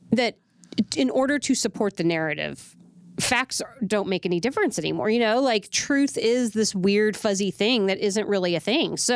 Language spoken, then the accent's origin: English; Texas, United States; definitely as a taxpaying American and as a Texan is unbelievable acceptable